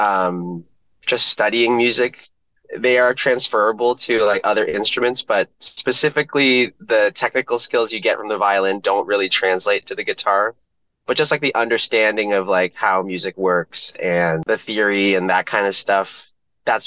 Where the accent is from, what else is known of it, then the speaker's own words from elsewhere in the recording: Windsor, Ontario, Canada; I'm from Windsor